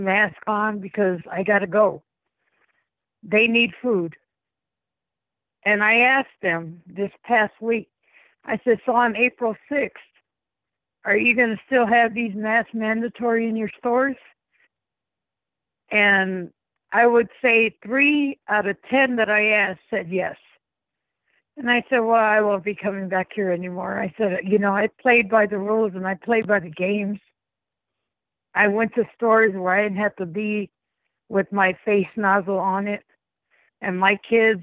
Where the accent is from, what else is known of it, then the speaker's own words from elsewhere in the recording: East Chicago, Indiana, United States; the city I grew up in East Chicago